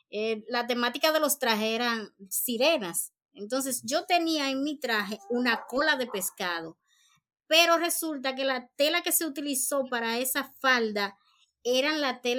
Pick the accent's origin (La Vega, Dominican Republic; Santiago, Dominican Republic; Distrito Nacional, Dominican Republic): Santiago, Dominican Republic; Santiago de los Caballeros